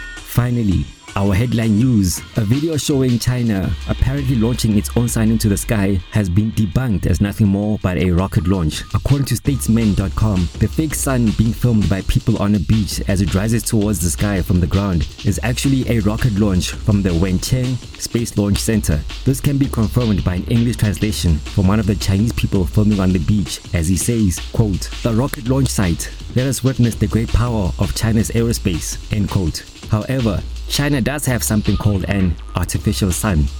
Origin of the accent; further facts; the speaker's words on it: Pretoria, Gauteng, South Africa; recording from my hometown Pretoria, South Africa's beautiful capital city